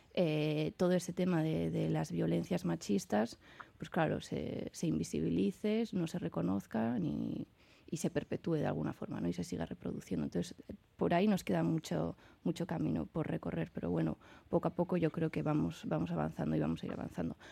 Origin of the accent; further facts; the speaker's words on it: San Sebastián, Basque Country, Spain; yo que soy de Donosti